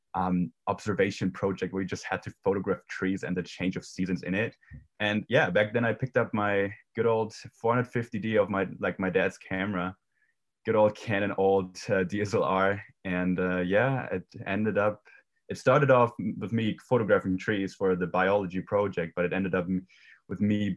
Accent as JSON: {"language": "English", "country": "Germany", "tie": "born or raised there", "second_language": "English", "moved": "as an adult", "said": "originally I was born and raised in Germany. I lived there for 18 years"}